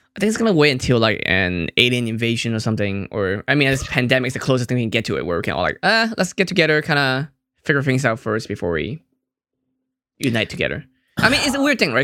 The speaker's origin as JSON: {"language": "English", "country": "Hong Kong", "said": "I'm from Hong Kong"}